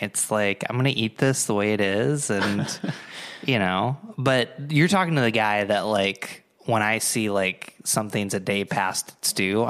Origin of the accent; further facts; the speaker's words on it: Endicott, New York, United States; also born or lived in Binghamton; Well, technically, I'm from Endicott, which is the home of IBM.